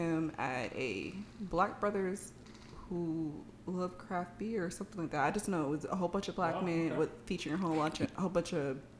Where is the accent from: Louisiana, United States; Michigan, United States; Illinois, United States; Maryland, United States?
Maryland, United States; Baltimore; moved away; I'm from the Baltimore area, y'all might know, and I grew up around club music.